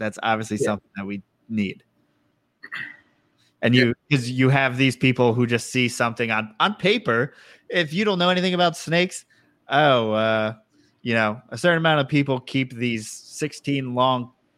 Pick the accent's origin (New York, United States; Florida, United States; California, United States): New York, United States; moved away; I grew up in New York